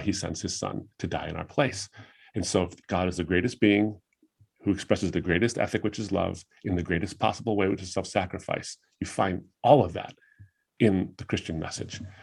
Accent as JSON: {"language": "English", "country": "United States", "tie": "born or raised there", "said": "I was raised in the United States"}